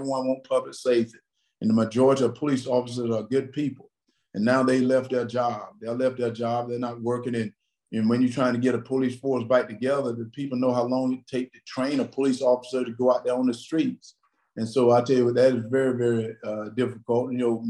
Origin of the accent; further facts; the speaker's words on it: Wrightsville, Georgia, United States; I came from Wrightsville, Georgia, had no money